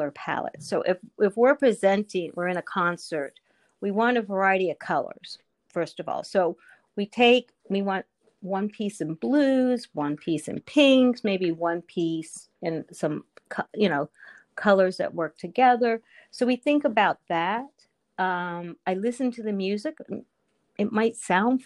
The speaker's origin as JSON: {"language": "English", "area": "Montgomery County", "region": "Maryland", "country": "United States", "tie": "born or raised there", "said": "I grew up in Montgomery County"}